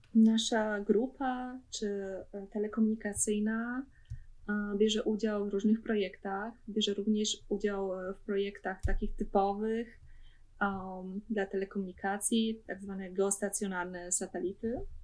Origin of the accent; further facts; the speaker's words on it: Sosnowiec, Silesian Voivodeship, Poland; moved away as an adult; now in Bremen, Germany; Pochodzę z Sosnowca, to jest e, rejon Śląsk